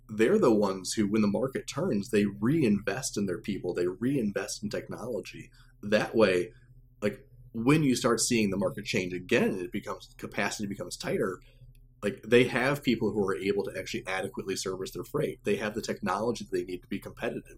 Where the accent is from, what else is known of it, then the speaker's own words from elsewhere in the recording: Champaign, Illinois, United States; moved away as an adult; also born or lived in Chicago, Illinois; I'm originally from Champaign, Illinois, so I'm a Central Illinois guy